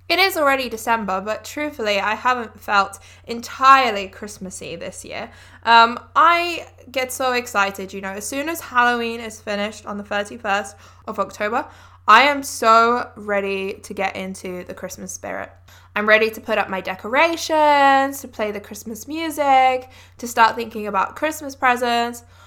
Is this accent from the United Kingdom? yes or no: yes; England, United Kingdom; growing up in England